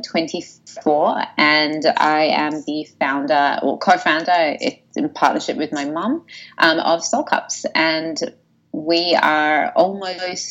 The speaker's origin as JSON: {"language": "English", "town": "Sydney", "region": "New South Wales", "country": "Australia", "tie": "born or raised there", "said": "I was born in Sydney. I was born in the beautiful suburb of Bondi Beach"}